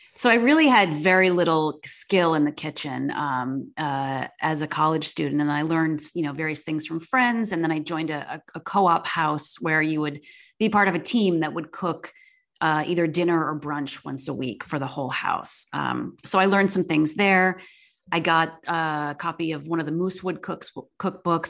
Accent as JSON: {"language": "English", "town": "Chittenango", "region": "New York", "country": "United States", "tie": "born or raised there", "moved": "yes", "said": "I grew up, um, in a small, in a village outside of Syracuse called Chittenango"}